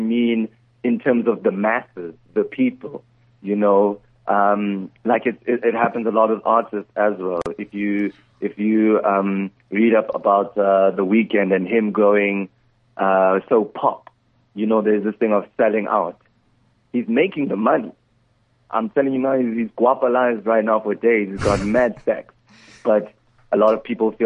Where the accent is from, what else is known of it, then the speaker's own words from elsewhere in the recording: KwaZulu-Natal, South Africa; I'm calling all the way from KZN